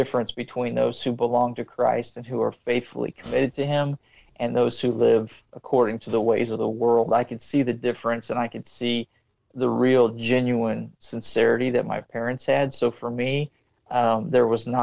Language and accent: English; Springfield, Missouri, United States; moved away as an adult; now in Cambodia; I'm from Missouri. I was born and raised in the Springfield area